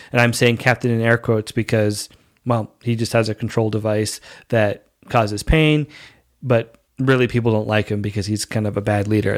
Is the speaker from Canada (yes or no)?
yes; Canada; also born or lived in Dominican Republic; I speak the language and I grew up here. So I'm basically Canadian